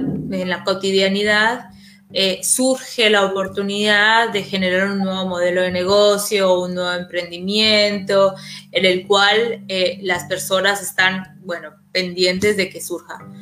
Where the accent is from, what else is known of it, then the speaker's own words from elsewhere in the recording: Colombia; moved away as an adult; now in Argentina; yo soy colombiana, yo vivo en Argentina hace 10 años